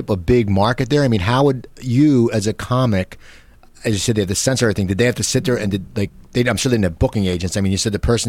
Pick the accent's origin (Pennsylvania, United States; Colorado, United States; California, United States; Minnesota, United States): Pennsylvania, United States; back east near Philadelphia; moved away; I grew up back east, and, you know, even when I grew up back east near Philadelphia